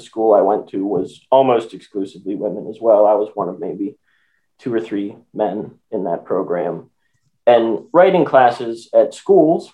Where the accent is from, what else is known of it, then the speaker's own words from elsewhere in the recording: Western Pennsylvania, United States; I grew up in Western Pennsylvania